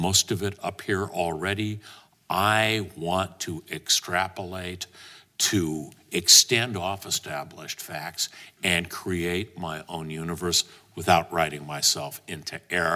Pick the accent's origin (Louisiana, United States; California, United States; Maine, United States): California, United States; Los Angeles; L.A., my hometown, America, my country